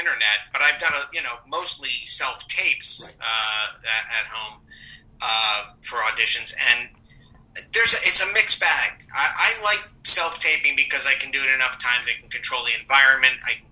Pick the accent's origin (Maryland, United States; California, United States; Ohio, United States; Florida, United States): Maryland, United States; Rockville; moved away as an adult; also born or lived in Passaic, New Jersey; now in New York, United States; I moved to Maryland, the suburbs of Washington, D.C. in Maryland, Rockville, Maryland. And I grew up there